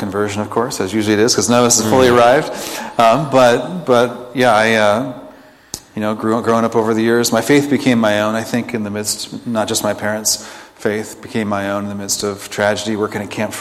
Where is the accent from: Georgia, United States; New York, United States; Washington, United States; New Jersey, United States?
Washington, United States; Bellingham; I grew up in Bellingham. I'm a fourth generation Bellinghamster